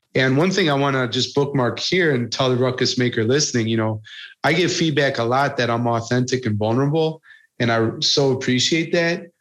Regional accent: United States; being an American

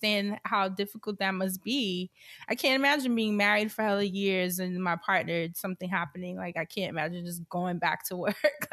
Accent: New York, United States; moved away; I'm from New York

